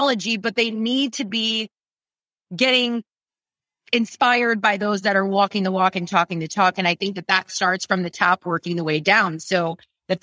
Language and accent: English; Ohio, United States; also born or lived in New York; now in Austin, United States; born and raised in Ohio